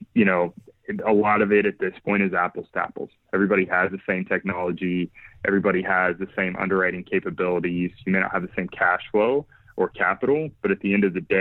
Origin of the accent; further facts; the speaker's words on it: Oklahoma City, Oklahoma, United States; Born and raised in Oklahoma, Oklahoma City area